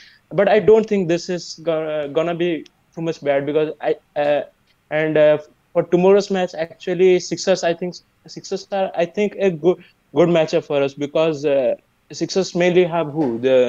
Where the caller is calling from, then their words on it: India; I'm calling from India. It's currently 8:13 a.m. here.